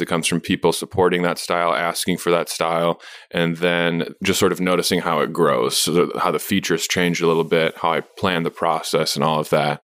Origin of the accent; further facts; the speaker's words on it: Madison, Wisconsin, United States; also born or lived in San Francisco, California / Minnesota / New York City; I'm from Madison, but I went to school in Mini-, Minnesota, and I was sort of from the West Side